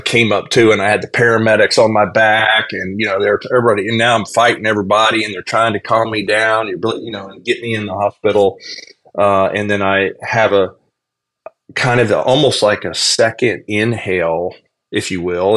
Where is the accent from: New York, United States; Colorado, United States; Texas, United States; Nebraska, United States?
Texas, United States; now in Myrtle Beach, United States; I was raised in in Texas in a Southern Baptist family.